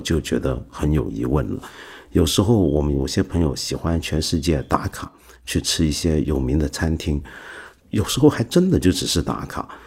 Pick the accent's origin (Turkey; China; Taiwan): China; 我们中国人喝茶